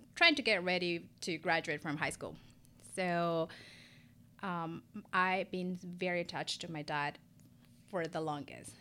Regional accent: Ecuador; English is a second language; moved away as an adult; also born or lived in San Diego, California; now in Charlotte, United States; born and raised Ecuadorian. I moved to the U S, um, about fifteen years ago

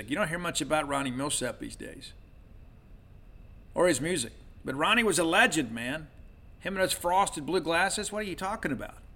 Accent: the South, United States; I'm not a country music guy, but I'll tell you this growing up in the South, you kind of had to be because those were the only radio stations that you could pick up when you traveled.

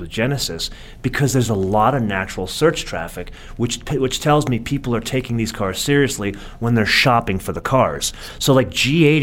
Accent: California, United States; I am from California

